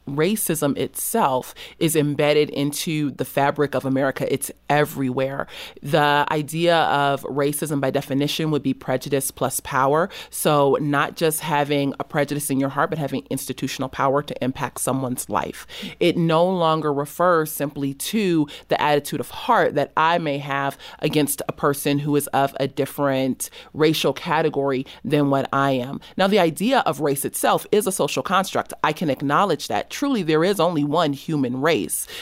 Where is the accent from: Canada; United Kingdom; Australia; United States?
United States; Los Angeles, California; I grew up in South Central Los Angeles